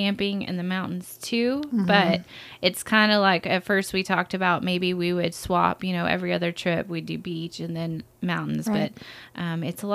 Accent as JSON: {"language": "English", "town": "Lubbock", "region": "Texas", "country": "United States", "tie": "born or raised there", "said": "I am a born and raised Lubbockite"}